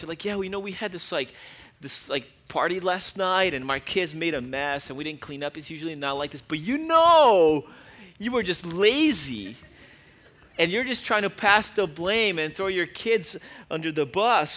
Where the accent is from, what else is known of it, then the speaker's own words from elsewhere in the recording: Brazil; moved away; I grew up in Brazil